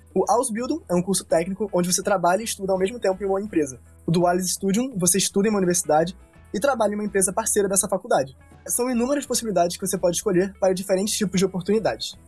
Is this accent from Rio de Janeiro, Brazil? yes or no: yes; Rio de Janeiro, Brazil; moved away as an adult; now in Germany; nasci e cresci no Rio de Janeiro